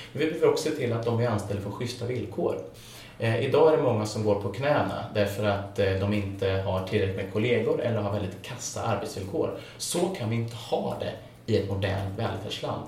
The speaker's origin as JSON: {"language": "Swedish", "town": "Filipstad", "region": "Värmland", "country": "Sweden", "tie": "born or raised there", "said": "där jag växte upp. Jag kommer från en liten bruksort i mellersta Värmland som heter Filipstad"}